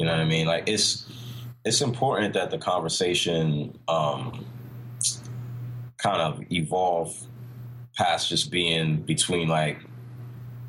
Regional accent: Washington, District of Columbia, United States; I'm from Anacostia. I'm 36 years old, man.

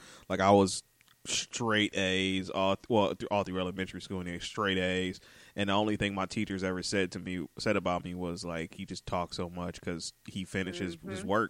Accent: Detroit, Michigan, United States; I'm born and raised on the East Side, and I still went to Renaissance.

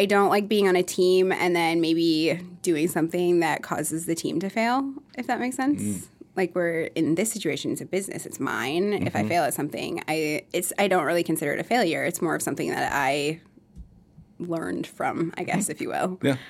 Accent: Mankato, Minnesota, United States; born there; also born or lived in Iowa; Okay, so I was born in Mankato, actually.

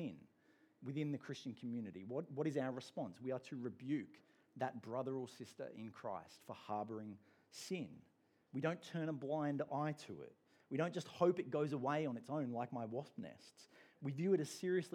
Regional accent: England, United Kingdom; now in Australia; I'm an Englishman

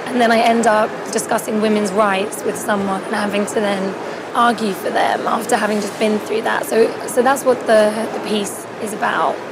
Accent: United Kingdom; moved away as an adult; now in United States; being a Brit

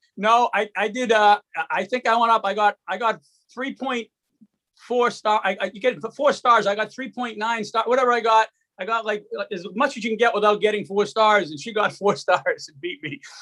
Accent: Arlington, Massachusetts, United States; I grew up in Arlington

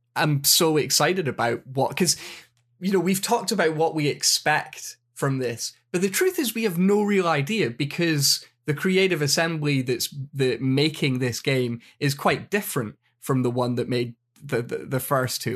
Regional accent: Scotland, United Kingdom; I'm Scottish

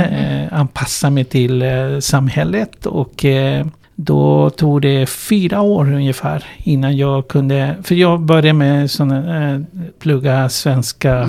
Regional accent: Chile; Swedish is a second language; moved away as an adult; now in Sweden; Jag kommer ursprungligen från Chile

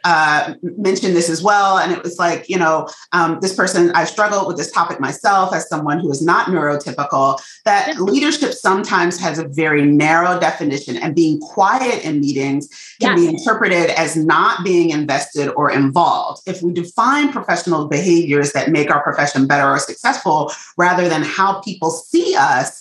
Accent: United States; accent: African-American Vernacular English; first language African-American Vernacular English

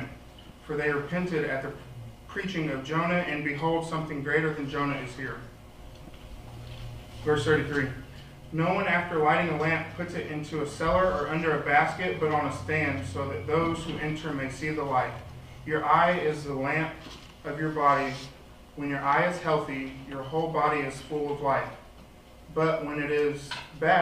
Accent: Mount Vernon, Illinois, United States; moved away as an adult; now in Evansville, United States; I'm also from Mount Vernon, Illinois, so I'm not really from this area

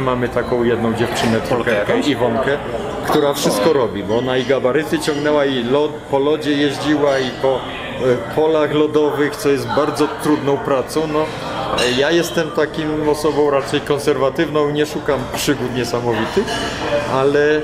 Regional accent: Poland; now in United States; ja wyjechałem z Polski

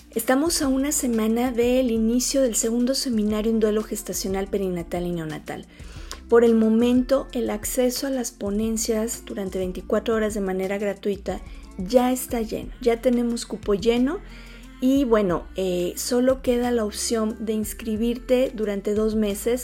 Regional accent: Mexico; nuestra sociedad mexicana

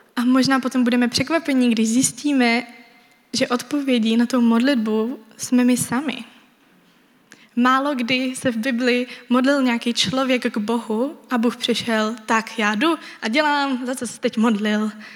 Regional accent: Czechia; Jako Češi

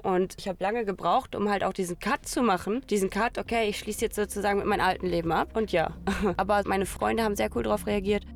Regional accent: Hamm, North Rhine-Westphalia, Germany; moved away as an adult; also born or lived in Paderborn; now in Italy; ich bin in Hamm geboren, geboren und aufgewachsen, 18 Jahre lang

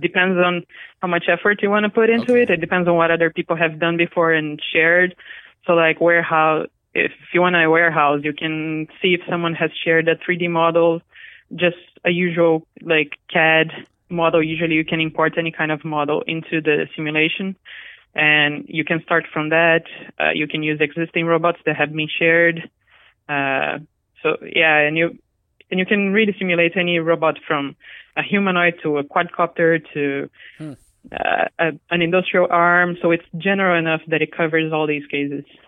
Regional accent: Brazil; English is a second language; moved away as an adult; also born or lived in Japan; I'm Brazilian. I grew up in Brazil, and I went to college in Japan.

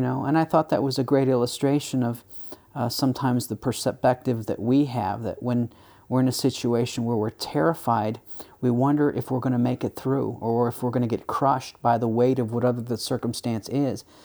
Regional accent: United States; as an American

